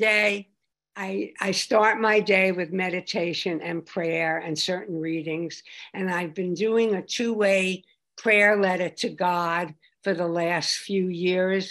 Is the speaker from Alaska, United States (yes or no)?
no; Long Island, New York, United States; I come from Long Island, and we had a great fellowship there